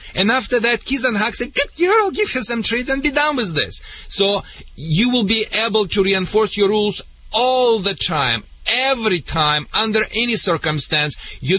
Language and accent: English; Russia; English is a second language; now in United States; Sorry for my accent. I think it's a Michigan accent. It's so contagious here in Michigan. You know, I came in Russia directly to the Michigan.